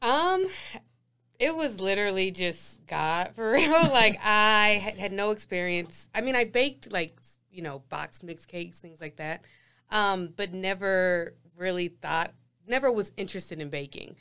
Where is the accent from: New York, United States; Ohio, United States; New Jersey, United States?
Ohio, United States; moved away as an adult; now in Denver, United States; I'm from Denver, but raised in Ohio